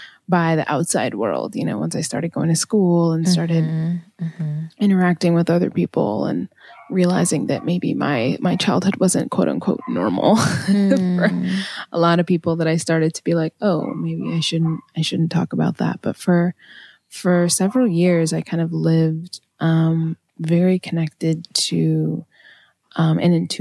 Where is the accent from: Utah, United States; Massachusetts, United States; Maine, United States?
Maine, United States; I grew up in Maine